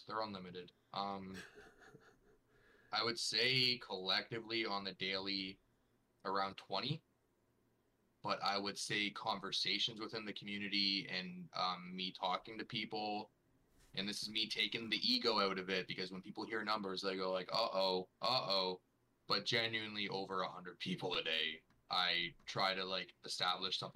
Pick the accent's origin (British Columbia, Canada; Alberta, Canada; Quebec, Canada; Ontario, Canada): Ontario, Canada; Toronto; I am Ontario-based. If we're going to specifics, Toronto